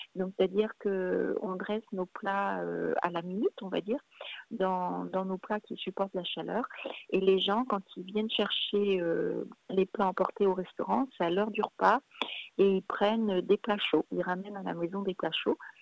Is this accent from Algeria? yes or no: no; Brittany, France; moved away as an adult; also born or lived in Paris; je suis née en Bretagne, donc, euh, et j'ai vécu en Bretagne jusqu'à l'âge de mes, attendez, 20 ans à peu près